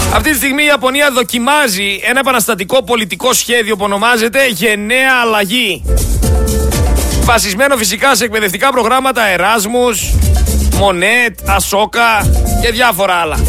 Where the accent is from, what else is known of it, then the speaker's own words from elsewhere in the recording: Greece; Έλληνε, είμαστε περήφανοι